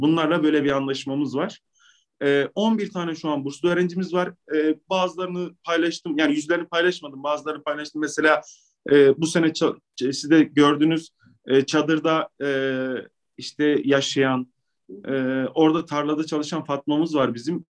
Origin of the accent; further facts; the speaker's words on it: Maraş, Kahramanmaraş, Turkey; also born or lived in Istanbul; ben memlekete dönmek durumunda kaldım.